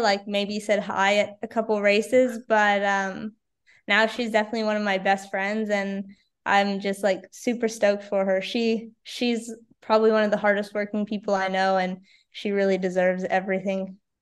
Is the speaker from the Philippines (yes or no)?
no; Victoria, British Columbia, Canada; in Victoria this year was also pretty awesome, just because it's my hometown